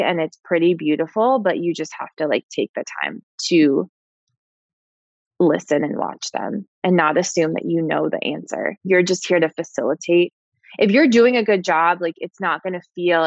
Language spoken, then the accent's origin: English; New York, United States; I'm a New Yorker